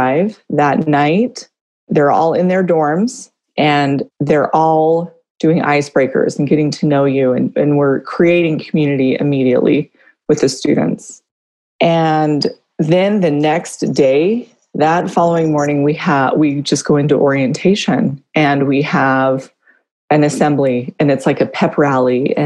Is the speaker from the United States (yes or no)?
yes; California, United States; moved away as an adult; I'm from California. I've been here for, 18 years